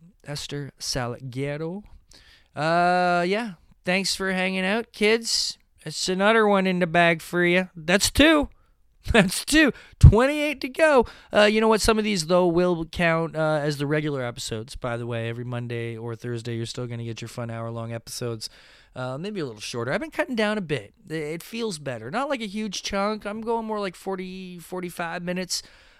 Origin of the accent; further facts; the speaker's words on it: Mississauga, Ontario, Canada; Mississauga Comic Expo. Oh my gosh, what a success, what a good time, fun times indeed. I love that my hometown show is becoming this really unique and, you know, individualistic type thing.